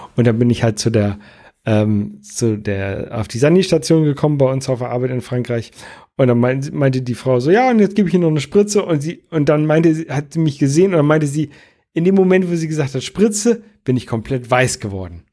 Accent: Jever, Lower Saxony, Germany; now in Buxtehude, Germany; wo ich ursprünglich herkomme, so aus dem Oldenburger Bereich, äh, Raum

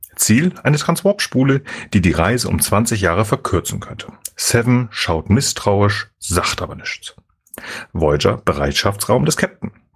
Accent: Germany; wir Deutschen

